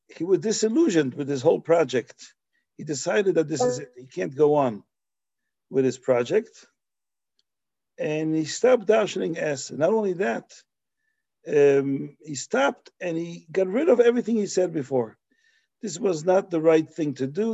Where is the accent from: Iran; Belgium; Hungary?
Belgium; moved away; where I grew up in Belgium